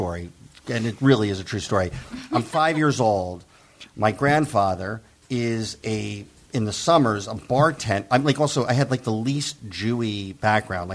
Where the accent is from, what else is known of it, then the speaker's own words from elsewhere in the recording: New Jersey, United States; I grew up in New Jersey